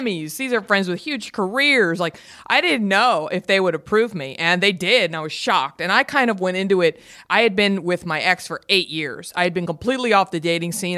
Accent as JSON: {"language": "English", "town": "Garland", "region": "Texas", "country": "United States", "tie": "born or raised there", "moved": "as an adult", "lives_now": "Los Angeles, United States", "said": "I'm from Garland, Texas. Garland is a suburb of Dallas"}